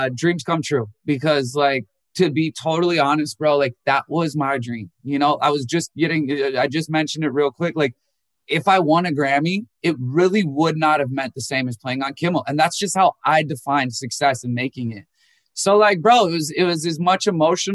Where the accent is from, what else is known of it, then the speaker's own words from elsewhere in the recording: Minnesota, United States; I was born in Minnesota